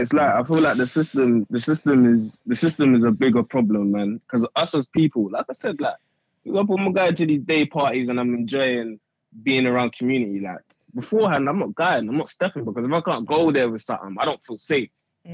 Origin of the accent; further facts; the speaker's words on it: Croydon, London, United Kingdom; also born or lived in Nigeria; I'm from, I'm, I'm from South London. I'm from Croydon side.